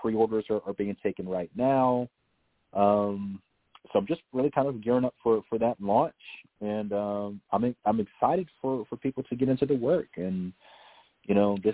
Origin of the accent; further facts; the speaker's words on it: the South, United States; a black man born and bred in the South